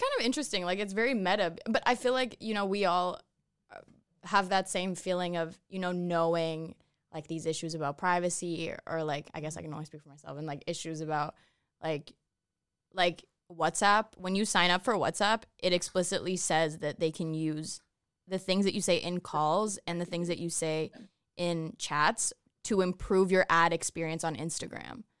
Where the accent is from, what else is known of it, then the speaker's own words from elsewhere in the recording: Toronto, Ontario, Canada; I'm from Toronto